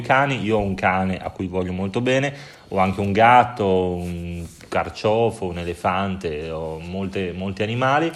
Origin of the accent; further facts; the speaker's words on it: Bologna, Emilia-Romagna, Italy; now in Prague, Czech Republic; sono di Bologna, la città più bella d'Italia